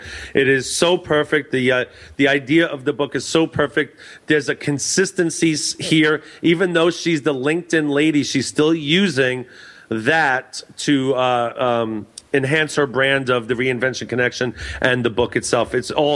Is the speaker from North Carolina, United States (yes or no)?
no; New York, United States; now in Los Angeles, United States; I'm from New York, so I get to go back home again